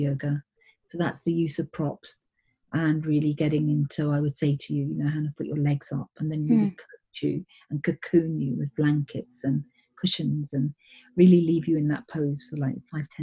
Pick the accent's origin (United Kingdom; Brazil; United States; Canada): United Kingdom; England; also born or lived in East Africa; My parents were born in India, and we lived in East Africa and then came to England from the age of six or something, so I'm very British